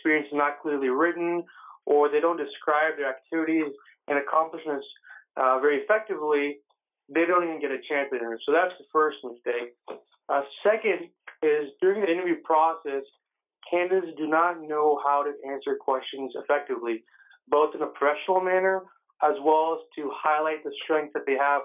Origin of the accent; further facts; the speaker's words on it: San Jose, California, United States; I actually grew up in the Bay Area, San Jose, California.